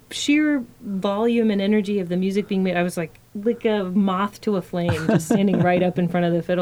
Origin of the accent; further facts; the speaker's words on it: Winston-Salem, North Carolina, United States; I was born in North Carolina.